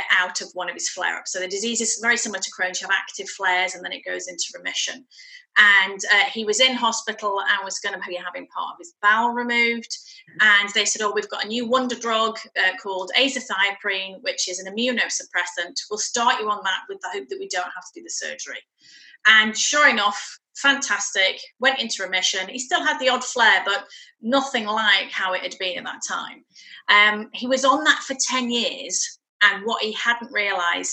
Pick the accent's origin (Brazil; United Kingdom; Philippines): United Kingdom; Shropshire, West Midlands; moved away as an adult; also born or lived in West London; now in Fife, United Kingdom; I'm born and bred in Shropshire, and we came up here with my husband's work.